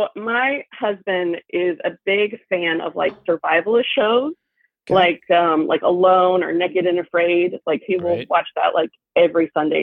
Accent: Wilmington, North Carolina, United States; I'm from Wilmington, North Carolina.

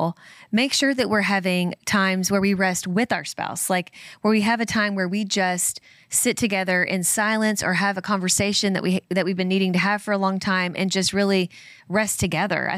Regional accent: United States; as Americans

